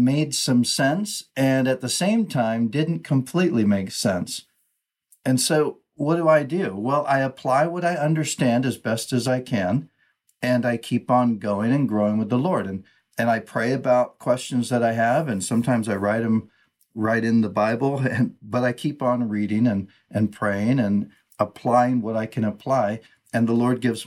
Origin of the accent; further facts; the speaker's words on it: United States; first language English; in my language, right, English, I'm an American, Western culture and thinking